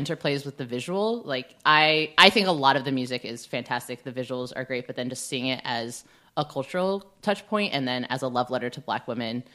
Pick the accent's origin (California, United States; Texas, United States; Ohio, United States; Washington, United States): California, United States; Bay Area; I grew up in the Bay Area, so, like, fifty percent of my high school was Asian